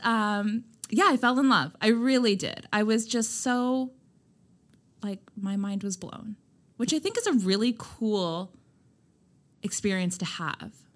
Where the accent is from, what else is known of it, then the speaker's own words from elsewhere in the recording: just outside of Toronto, Ontario, Canada; moved away as an adult; now in Nova Scotia, Canada; I grew up just outside of Toronto, moved to Toronto when I was eighteen, and lived there